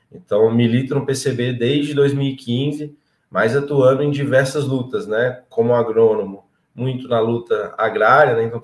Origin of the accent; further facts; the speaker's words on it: Piracicaba, São Paulo, Brazil; sou do interior de São Paulo, de Piracicaba, né, moro lá desde 2009, é, tenho 32 anos